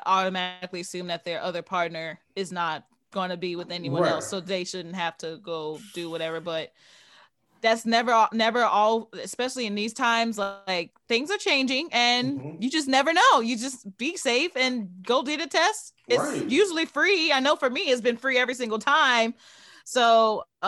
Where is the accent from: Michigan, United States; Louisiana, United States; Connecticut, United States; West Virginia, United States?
Louisiana, United States; New Orleans; I'm from New Orleans, I'm not from Louisiana